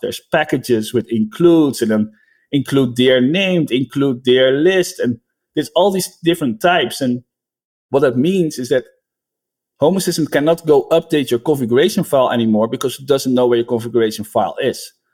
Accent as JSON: {"language": "English", "country": "Netherlands", "moved": "yes", "lives_now": "United States", "said": "I'm from the Netherlands, but I live in the United States."}